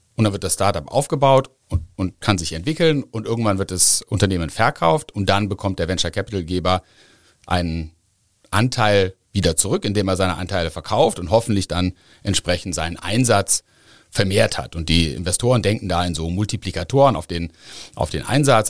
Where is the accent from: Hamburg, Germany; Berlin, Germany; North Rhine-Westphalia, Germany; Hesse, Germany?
North Rhine-Westphalia, Germany; Bonn; moved away as an adult; now in Cologne, Germany; bin gebürtiger Bonner